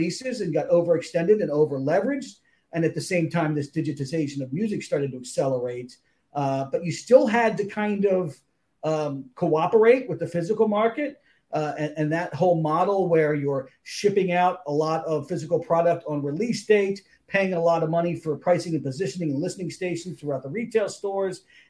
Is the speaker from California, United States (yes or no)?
no; Philadelphia, Pennsylvania, United States; moved away as an adult; also born or lived in Toledo, Ohio; Grew up in the Philadelphia area, lived there for most of my life, then moved out to the Midwest, to Toledo, Ohio.